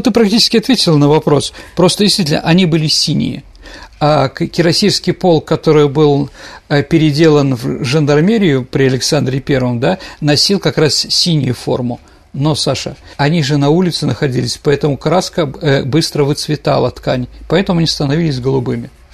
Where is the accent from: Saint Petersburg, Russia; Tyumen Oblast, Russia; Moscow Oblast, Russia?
Saint Petersburg, Russia; я питерский мальчик, которого воспитали в определенном направлении